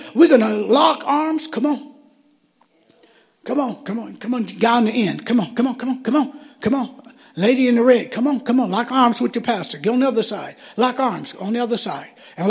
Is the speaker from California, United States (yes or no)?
no; Michigan, United States; Here I am, I'm from Michigan, I'm in Arizona, I have no family at all.